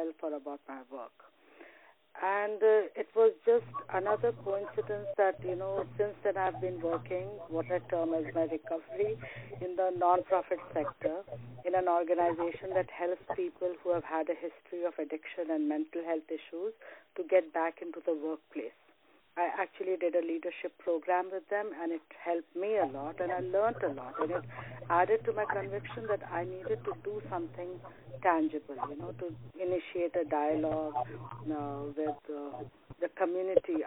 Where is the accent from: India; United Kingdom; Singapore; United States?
India; Varanasi, Uttar Pradesh; also born or lived in Dubai / Saudi Arabia; now in Toronto, Canada; I was born in Varanasi, India, and I did 20 years about in Dubai and Saudi Arabia, and now I'm located in Toronto since the past 9 years